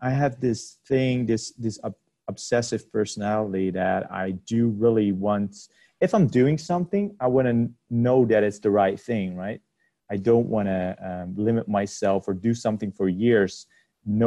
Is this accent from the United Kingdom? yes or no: no; Amsterdam, North Holland, Netherlands; I'm from the Netherlands, Amsterdam